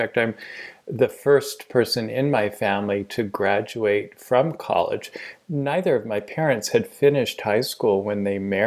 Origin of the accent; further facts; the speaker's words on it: Portland, Oregon, United States; I was born and raised in Portland, Oregon